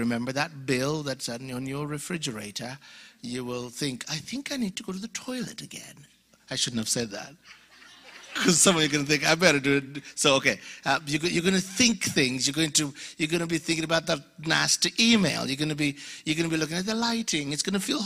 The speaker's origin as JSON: {"language": "English", "country": "Uganda", "tie": "born or raised there", "accent": "mixture of accents", "moved": "yes", "said": "I'm from Uganda, born and raised in Uganda, Alabama. No, Uganda, Africa."}